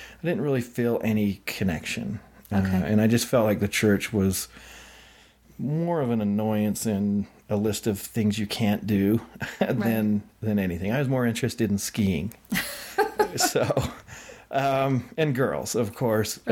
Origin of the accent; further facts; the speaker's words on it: Idaho, United States; also born or lived in Utah; I grew up in Idaho